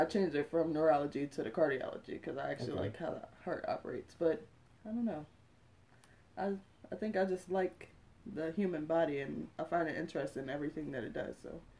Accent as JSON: {"language": "English", "town": "Philadelphia", "region": "Pennsylvania", "country": "United States", "said": "I'm also from Philly."}